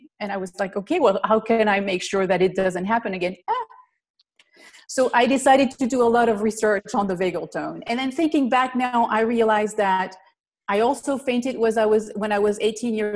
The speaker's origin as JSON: {"language": "English", "country": "Belgium", "moved": "as an adult", "lives_now": "United States", "said": "I'm originally from Belgium, so I'm not from the US."}